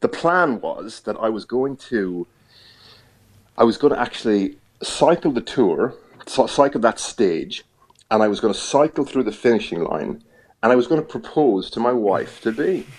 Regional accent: Ireland; accent: Irish; moved away as an adult; now in United Kingdom

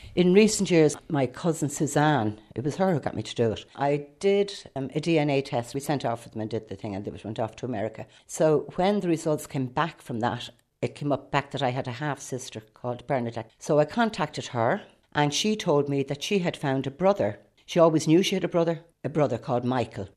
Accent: Rush, Leinster, Ireland; I'm from Rush

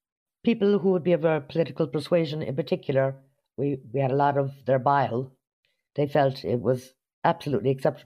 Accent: United States; now in Ireland; I suppose because I was brought up in America, I find that different. I'm a bit more outspoken.

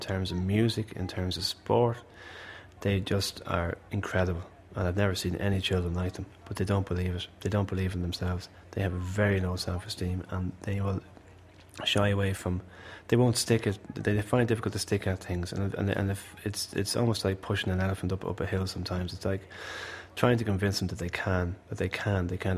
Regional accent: Malahide, Leinster, Ireland; I'm from Malahide and I know exactly what people from Malahide are about

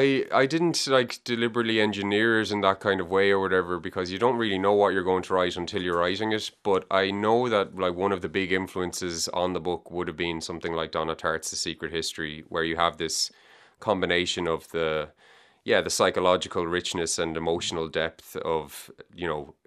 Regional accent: Galway, Connacht, Ireland; also born or lived in Dublin; So I was born in Dublin, but I grew up in Galway. We moved to Galway when I was 3.

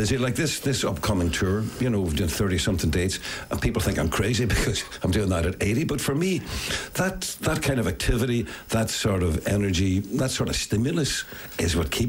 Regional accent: Derry, Northern Ireland, United Kingdom; growing up in Derry, that was the kind of holy of holies.

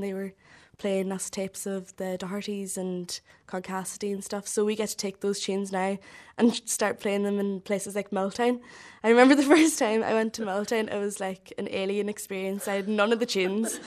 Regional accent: Glasgow, Scotland, United Kingdom; moved away; I was born and brought up in Glasgow.

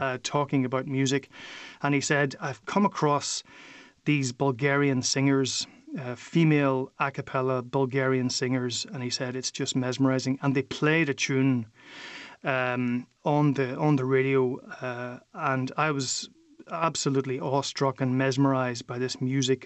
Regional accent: Derry, Northern Ireland, United Kingdom; moved away as an adult; now in Brussels, Belgium; I grew up in Derry, and we had Donegal and Sean just on our doorstep

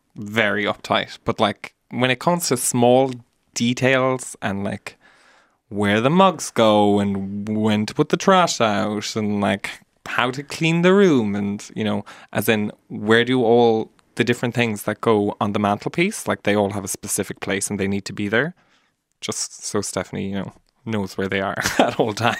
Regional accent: Mallow, Munster, Ireland; moved away as an adult; now in Dublin, Ireland; we're all from Mallow and from the country

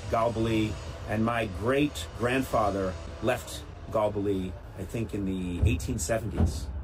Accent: United States; I'm from America.

